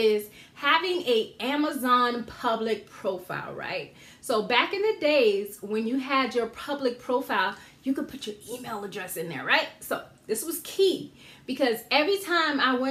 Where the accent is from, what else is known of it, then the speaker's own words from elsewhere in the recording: Georgetown, South Carolina, United States; moved away; I'm from a town called Georgetown, South Carolina, where they have the International Paper Mill. I grew up on a street right down from the paper mill.